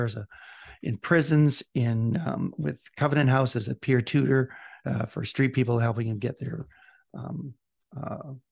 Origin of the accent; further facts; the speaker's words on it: Scotland, United Kingdom; I'm Scottish.